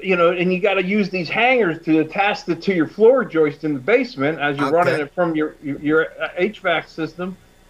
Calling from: Berlin, Connecticut, United States; I am Zooming from Berlin, Connecticut, which is right outside of Hartford, Connecticut.

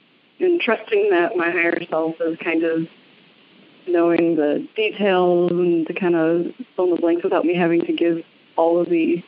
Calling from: Racine, Wisconsin, United States; I'm calling from Racine, Wisconsin.

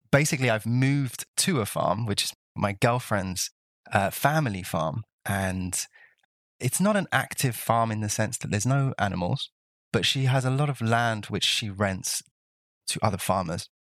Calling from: Brittany, France; I am calling you from the French countryside of, of Brittany on the west coast of France.

